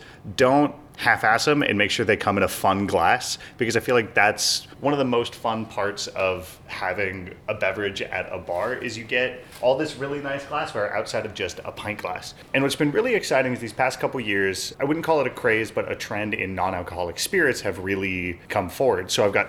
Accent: New Mexico, United States; moved away; I grew up in New Mexico.

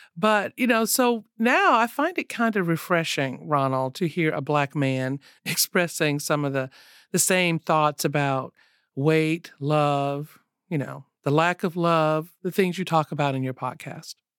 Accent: the South, United States; I grew up in the South

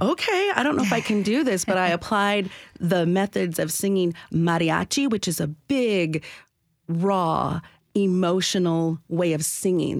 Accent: Michigan, United States; now in Nashville, United States; I was born and raised in Michigan

